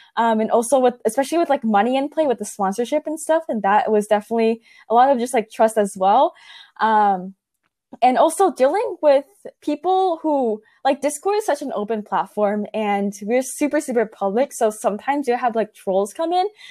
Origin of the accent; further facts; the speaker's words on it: Silicon Valley, California, United States; growing up in Silicon Valley